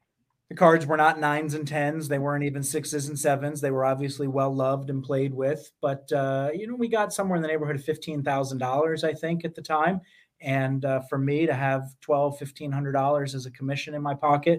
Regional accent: Poughkeepsie, New York, United States; I'm 13 years old, growing up in Poughkeepsie, New York

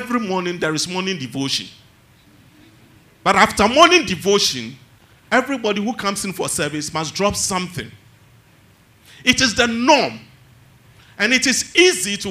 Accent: Tema, Greater Accra, Ghana; Growing up in Tema

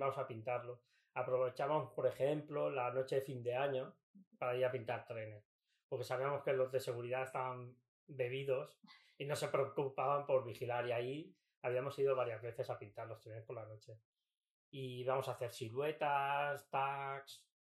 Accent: Mataró, Catalonia, Spain; vinimos aquí al barrio de Pladenboet, en Mataró

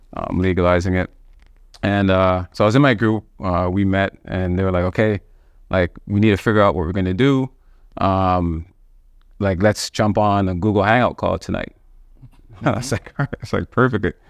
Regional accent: Toronto, Ontario, Canada; growing up in Cuban, Wilson, there was, like, a park right across from my building

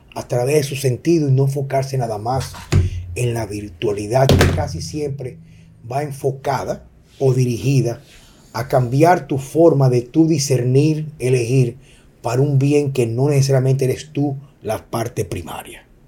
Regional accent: Dominican Republic; como ciudadano dominicano

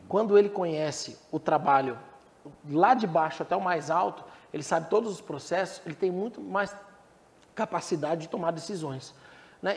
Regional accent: Blumenau, Santa Catarina, Brazil; moved away as an adult; now in Goiânia, Brazil; lá no sul, eu sou de Blumenau, sou de Santa Catarina. Blumenau.

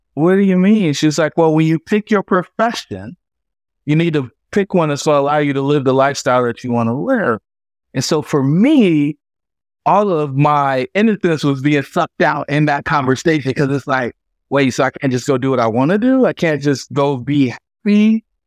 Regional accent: Fayetteville, North Carolina, United States; I grew up in Fayetteville, North Carolina, the son of a soldier and a stay at home mom.

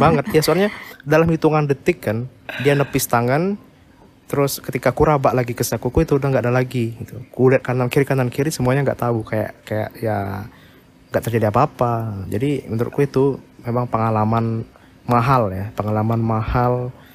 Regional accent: Pangkal Pinang, Bangka Belitung Islands, Indonesia; now in Jakarta, Indonesia; Bangka Belitung, Pangkal Pinang

